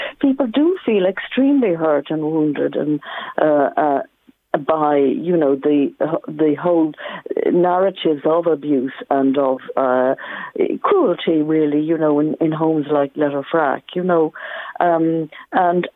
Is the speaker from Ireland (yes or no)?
yes; Dublin, Leinster, Ireland; growing up in Dublin myself, in Sandymount, which is Dublin 4